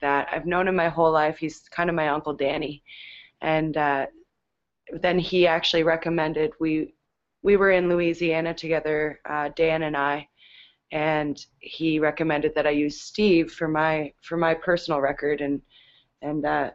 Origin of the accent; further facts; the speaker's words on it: Canada; we're Canadian